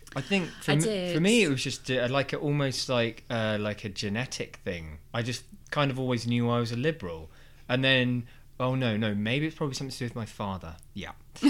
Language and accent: English; London, United Kingdom; I'm from Sydenham, Lewisham area